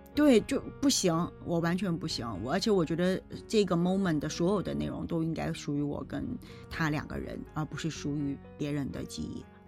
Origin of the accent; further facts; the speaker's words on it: China; 我们中国人自古以来有红白喜事